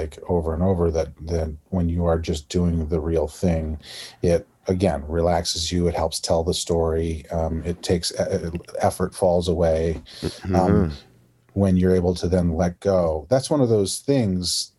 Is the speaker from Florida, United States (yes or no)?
no; Iowa, United States; accent: Midwestern; moved away as an adult; now in New York City, United States; my own accent, my Midwestern accent, the hard A's